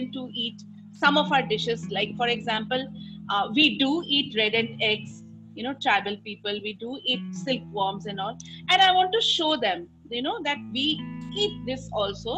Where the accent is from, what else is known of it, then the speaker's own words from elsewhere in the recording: Assam, India; now in Delhi, India; I'm from Assam